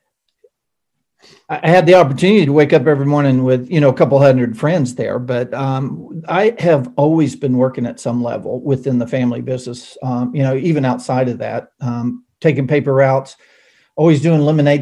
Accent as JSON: {"language": "English", "town": "North Wilkesboro", "region": "North Carolina", "country": "United States", "tie": "born or raised there", "also_born_or_lived": "Grand Rapids, Michigan / Phoenix, Arizona", "said": "most of my years all the way through high school is in really the Blue Ridge Mountains and the Brushy Mountains of North Wilkesboro"}